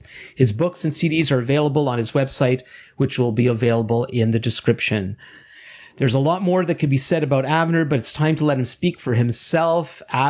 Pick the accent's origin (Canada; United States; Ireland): Canada; I'm Jewish Canadian